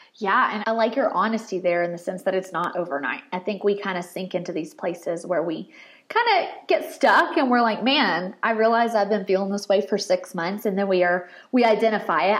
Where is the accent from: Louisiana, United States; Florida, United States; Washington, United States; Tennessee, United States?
Tennessee, United States; Murfreesboro; I'm from Murfreesboro